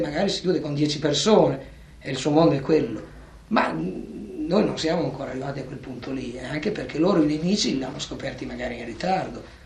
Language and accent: Italian; Bologna, Emilia-Romagna, Italy; now in Rome, Italy; Io vivo a Roma, ma sono nato a Bologna